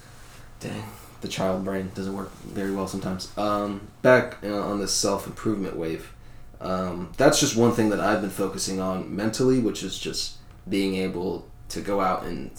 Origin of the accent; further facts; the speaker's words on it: Fleming Island, Florida, United States; also born or lived in New York; I came from Fleming Island, dude. Like, this place is, like, very upper middle, rich class, like, higher class